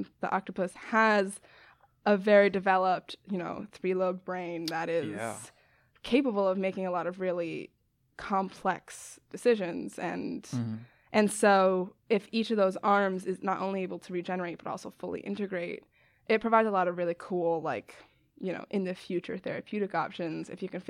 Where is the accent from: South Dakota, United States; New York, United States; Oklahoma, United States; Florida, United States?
New York, United States; Westchester; now in Chicago, United States; I'm from Westchester, New York. It's about 40 minutes north of the city. I went to school in Boston, and now I'm at University of Chicago, studying biology.